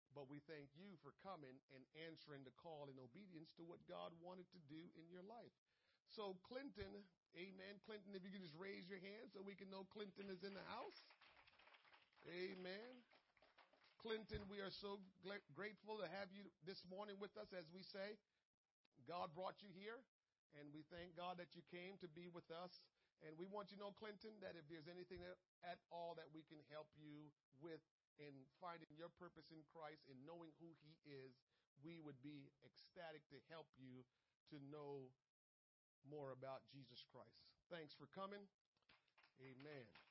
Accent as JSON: {"language": "English", "country": "Jamaica", "said": "I'm Jamaican. I love being Jamaican, but I also know some of my peoples could be rude"}